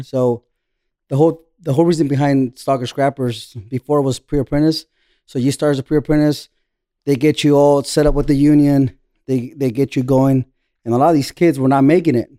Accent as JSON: {"language": "English", "town": "Buena Park", "region": "California", "country": "United States", "tie": "born or raised there", "moved": "as an adult", "lives_now": "Tijuana, Mexico", "said": "I grew up in Orange County, Buena Park"}